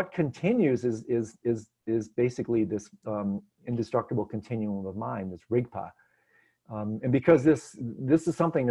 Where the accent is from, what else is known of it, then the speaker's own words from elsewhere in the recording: Detroit, Michigan, United States; moved away; I'm from Detroit.